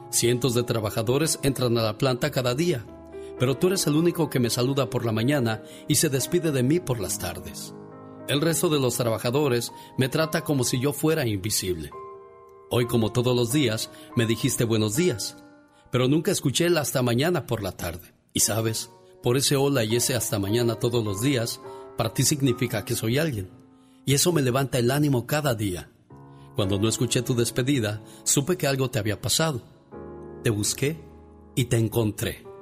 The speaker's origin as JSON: {"language": "Spanish", "region": "Puebla", "country": "Mexico", "said": "porque un día salí de Puebla, pero Puebla nunca salió de mí."}